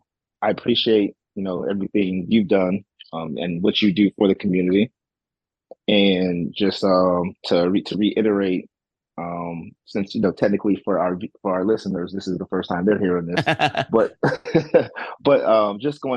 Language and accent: English; San Antonio, Texas, United States; now in Cleveland, United States; So me being an army brat, because my mother was in the military, and that's why I'm originally from San Antonio, Texas, and I ended up moving to Cleveland.